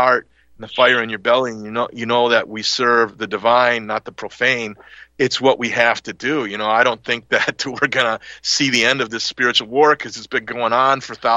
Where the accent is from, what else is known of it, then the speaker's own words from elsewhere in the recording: Milwaukee, Wisconsin, United States; we moved from the Italian part of Milwaukee into the center of it to get a bigger house and go to another different Catholic school